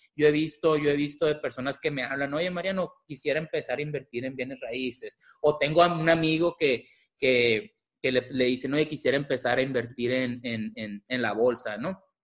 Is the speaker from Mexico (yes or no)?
yes; Mazatlán, Sinaloa, Mexico; now in Tucson, United States; soy originario de Mazatlán, Sinaloa, vivo en Tucson